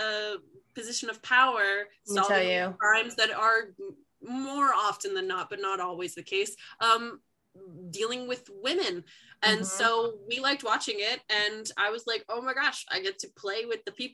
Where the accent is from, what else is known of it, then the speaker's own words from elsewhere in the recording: New Jersey, United States; I'm from New Jersey, I went to public school the whole way through